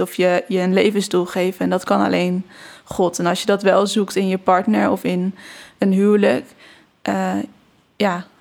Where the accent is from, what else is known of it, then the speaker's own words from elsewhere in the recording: Barneveld, Gelderland, Netherlands; ik ben opgegroeid in Barneveld